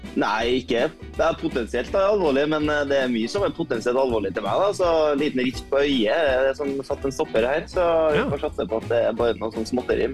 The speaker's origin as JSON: {"language": "Norwegian", "region": "Trøndelag", "country": "Norway", "said": "som trønder så er jeg oppvokst"}